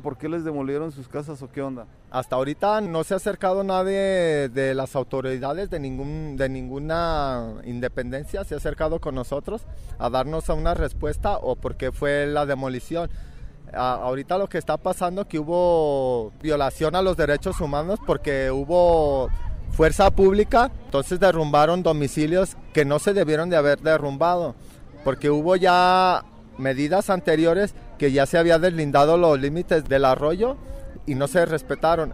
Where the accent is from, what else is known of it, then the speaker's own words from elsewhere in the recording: Zapopan, Jalisco, Mexico; somos mexicanos y pues somos zapopanos